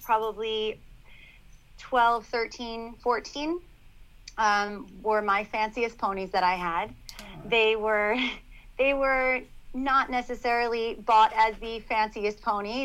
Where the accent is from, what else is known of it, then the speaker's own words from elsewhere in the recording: Long Island, New York, United States; I grew up on Long Island at their horse farm and started riding from a very young age.